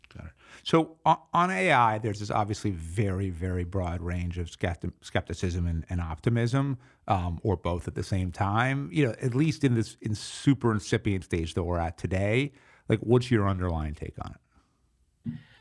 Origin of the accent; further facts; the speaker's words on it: New York City, New York, United States; I'm a New Yorker